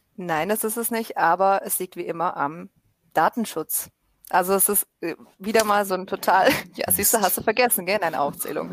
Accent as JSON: {"language": "German", "town": "Stuttgart", "region": "Baden-Württemberg", "country": "Germany", "said": "ich komme aus Stuttgart"}